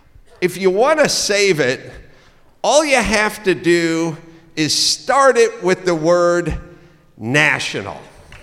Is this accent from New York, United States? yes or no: no; California, United States; And the answer is, you know, I'm from California, and when Newsom was closing down outdoor dining, I was yelling, don't do it.